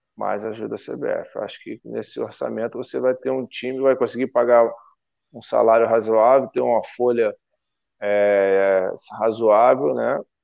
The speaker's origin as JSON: {"language": "Portuguese", "country": "Brazil", "said": "sou brasileiro"}